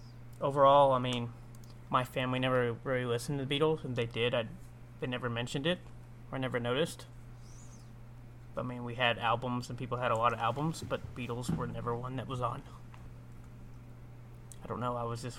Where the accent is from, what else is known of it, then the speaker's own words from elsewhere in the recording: England, United Kingdom; But I'm from England.